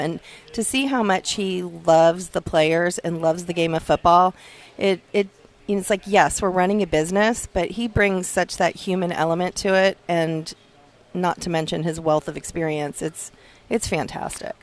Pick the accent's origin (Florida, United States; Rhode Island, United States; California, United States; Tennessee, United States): Florida, United States; South; I grew up in South Florida